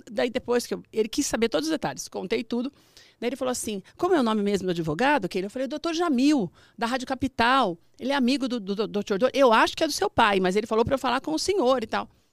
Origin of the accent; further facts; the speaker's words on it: Mauá, São Paulo, Brazil; São Paulo mesmo, sou de São Paulo, sou do ABC.